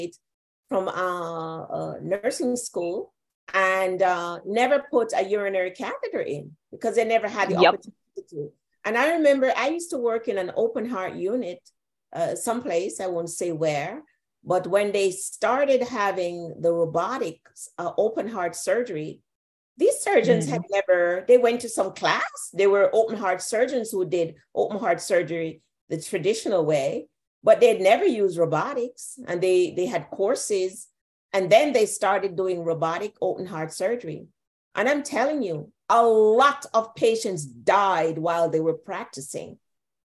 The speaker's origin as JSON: {"language": "English", "country": "Jamaica", "tie": "born or raised there", "said": "I grew up in Jamaica."}